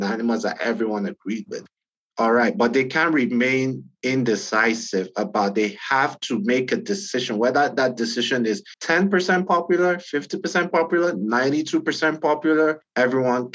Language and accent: English; Nigeria; I'm Nigerian, right? I'm African